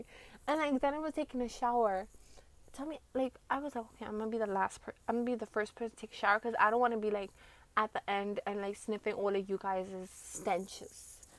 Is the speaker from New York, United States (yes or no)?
yes; Brooklyn, New York, United States; Well, I'm from Brooklyn. So, like, all the pollution gets in my face.